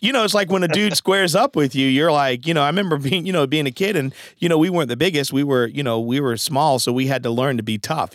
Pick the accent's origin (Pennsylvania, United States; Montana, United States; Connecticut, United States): Connecticut, United States; Norwich; also born or lived in New London, Connecticut; I was born in New London, Connecticut, and, um, and my mom eventually moved us to Norwich, Connecticut